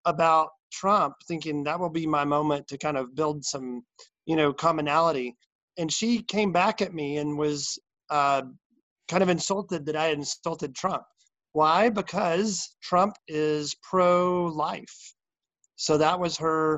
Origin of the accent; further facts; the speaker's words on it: Arkansas, United States; moved away as an adult; now in North Carolina, United States; I'm from Arkansas originally